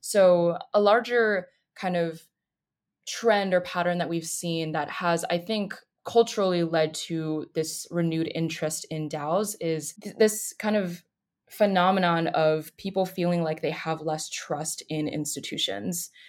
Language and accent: English; Boulder, Colorado, United States; moved away as an adult; now in Durham, United States; I'm originally from Boulder, Colorado, but in North Carolina to finish school